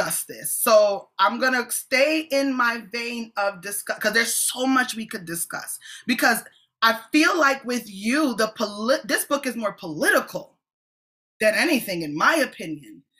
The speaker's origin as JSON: {"language": "English", "country": "Jamaica", "said": "I'm a Jamaican apostolic"}